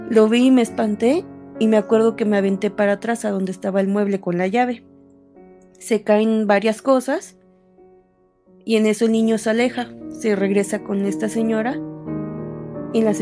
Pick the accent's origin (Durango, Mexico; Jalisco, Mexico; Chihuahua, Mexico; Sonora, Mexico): Sonora, Mexico; born there; now in Mexico City, Mexico; yo nací en Sonora y actualmente vivo en el distrito.